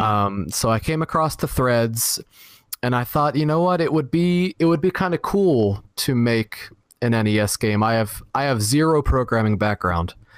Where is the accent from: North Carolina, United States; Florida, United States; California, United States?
Florida, United States; also born or lived in Dallas; grew up here in Florida